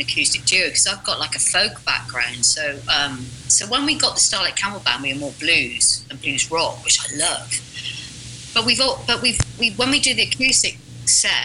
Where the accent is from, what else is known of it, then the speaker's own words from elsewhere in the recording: United Kingdom; we're British